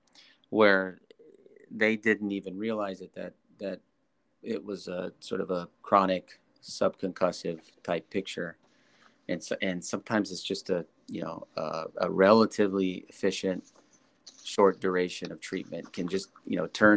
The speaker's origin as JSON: {"language": "English", "region": "Nebraska", "country": "United States", "tie": "born or raised there", "said": "I was born in Nebraska, football country."}